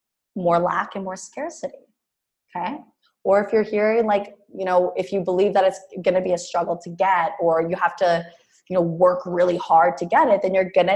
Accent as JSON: {"language": "English", "country": "Canada", "also_born_or_lived": "Mexico", "moved": "as an adult", "said": "I was from Canada"}